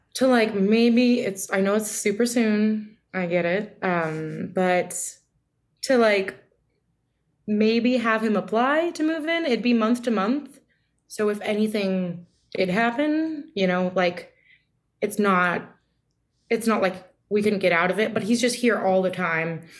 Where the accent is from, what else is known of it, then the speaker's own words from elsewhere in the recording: California, United States; moved away; We're both from California